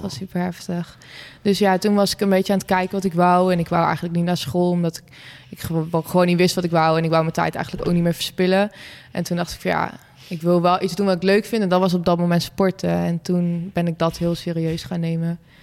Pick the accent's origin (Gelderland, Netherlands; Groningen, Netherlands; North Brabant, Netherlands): Gelderland, Netherlands; Wezep; Ik kom zelf uit Wezen, het dorpje bij Zwolle